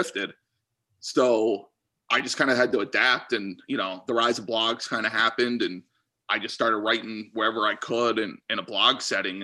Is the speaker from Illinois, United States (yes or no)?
no; Pennsylvania, United States; moved away as an adult; also born or lived in Kentucky; I'm from Pennsylvania.